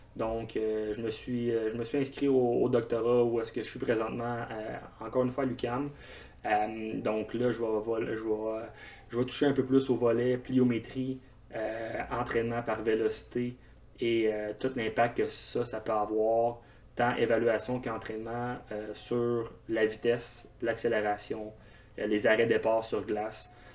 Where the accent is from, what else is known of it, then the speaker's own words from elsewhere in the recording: Val-d'Or, Quebec, Canada; je suis originaire de Val-d'Or en Abitibi. J'ai joué mon hockey mineur euh, au grand complet là-bas